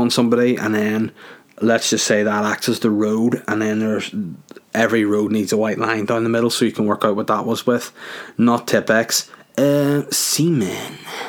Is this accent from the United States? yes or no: no; Bosnia & Herzegovina; I'm from Bosnia and I'm a Bosnian.